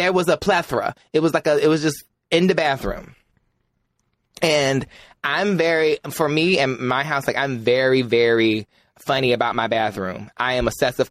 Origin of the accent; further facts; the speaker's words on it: North Carolina, United States; I'm from North Carolina